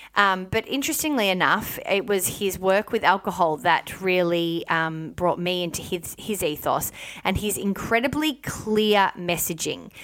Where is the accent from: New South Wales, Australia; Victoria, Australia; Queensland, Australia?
Victoria, Australia; Melbourne; moved away; my upbringing and my life growing up in Melbourne, Victoria